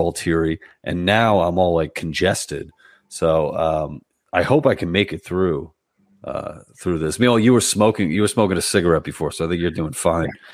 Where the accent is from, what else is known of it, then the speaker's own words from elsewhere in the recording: New York City, New York, United States; moved away as an adult; also born or lived in Brooklyn; now in New Jersey, United States; I'm from Queens originally, so I'm a you know I was a lifelong New Yorker until a couple of years ago where I made the move to Jersey